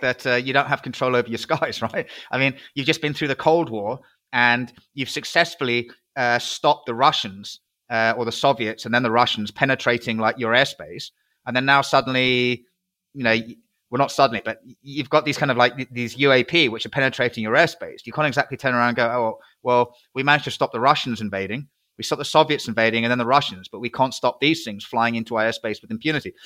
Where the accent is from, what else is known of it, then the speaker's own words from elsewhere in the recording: United Kingdom; I'm a British patriot.